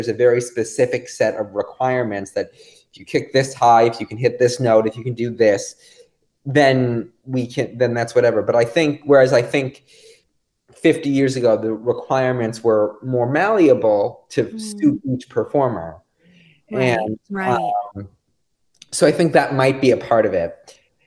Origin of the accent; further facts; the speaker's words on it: Greenwich, Connecticut, United States; I grew up in Greenwich, Connecticut